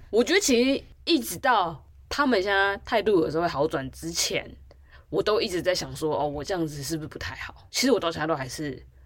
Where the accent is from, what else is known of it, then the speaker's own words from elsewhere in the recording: Taipei, Taiwan; 我就是一直都住在台北的田龙人，对，就是住在这样台北且住在家